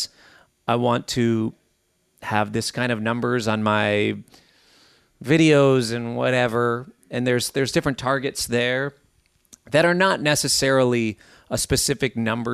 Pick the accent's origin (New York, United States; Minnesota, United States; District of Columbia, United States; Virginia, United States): Minnesota, United States; growing up in Minnesota